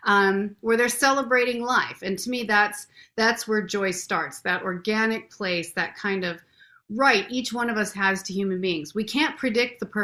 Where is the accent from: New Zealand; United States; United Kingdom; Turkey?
United States; Renton, Washington; I was born in Renton. This is like my home stomping grounds.